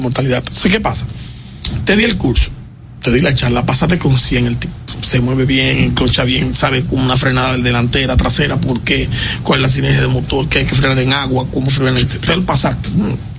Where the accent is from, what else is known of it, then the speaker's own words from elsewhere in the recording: Dominican Republic; en mi país